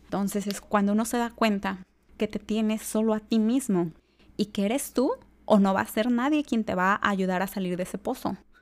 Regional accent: Tala, Jalisco, Mexico; also born or lived in Guadalajara; Yo soy de Tala, Jalisco, una ciudad pequeña cerca a Guadalajara

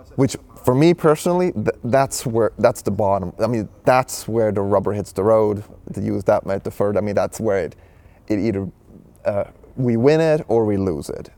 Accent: Switzerland; I was born and raised in Switzerland

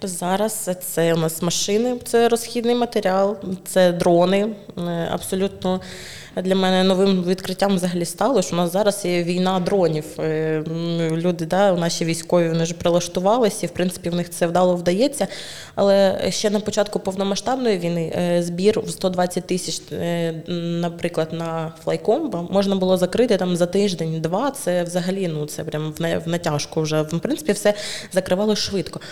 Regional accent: Druzhkivka, Donetsk Oblast, Ukraine; moved away as an adult; also born or lived in Kyiv; now in Chernivtsi, Ukraine; народилась я в Дружківці, в принципі, свідоме життя, половину свого свідомого життя прожила там

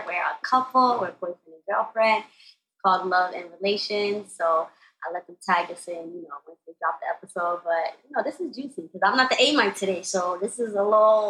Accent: New York City, New York, United States; I'm from Brooklyn, sorry, BX

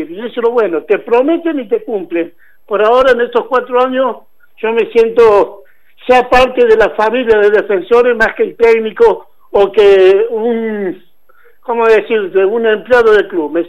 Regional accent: Santiago del Estero, Argentina; now in Río Cuarto, Argentina; me hice en Santiago porque vine de Santiago de Estero

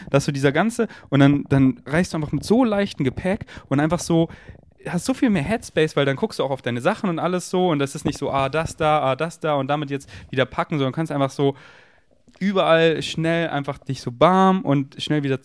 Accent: Munich, Bavaria, Germany; moved away; in München bin, wo ich aufgewachsen bin

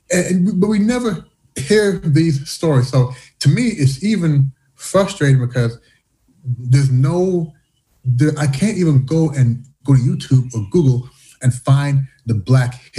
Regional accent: Canada; also born or lived in United States; now in China; Growing up in Canada, growing up in the U.S., being here in China

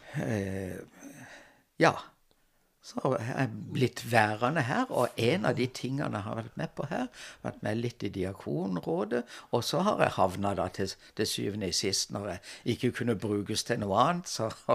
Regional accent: Kristiansand, Agder, Norway; moved away as an adult; also born or lived in Trondheim / Lørenskog / Oslo; havna jeg hjemme i Kristiansand igjen som, som lærer.

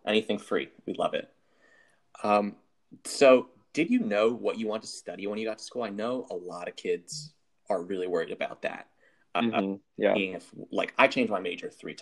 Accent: New York, United States; I was from New York

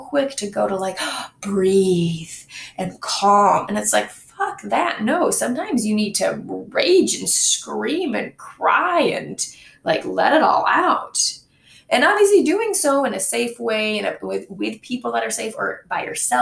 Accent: Michigan, United States; moved away; My hometown is in Michigan, and my parents still live there

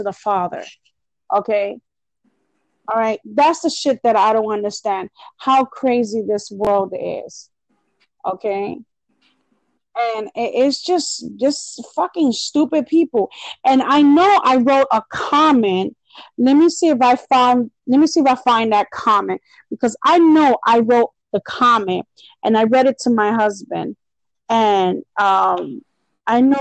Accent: Leesburg, Florida, United States; my hometown, which is fucking ridiculous because Leesburg is not even about that lifestyle.

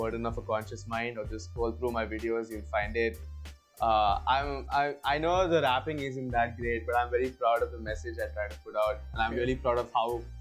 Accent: South India, India; accent: Bangalorean slang; moved away as an adult; also born or lived in Bangalore, India; now in Goa, India; I'm South Indian, I'm proud to be South Indian, I'm a South Indian macha.

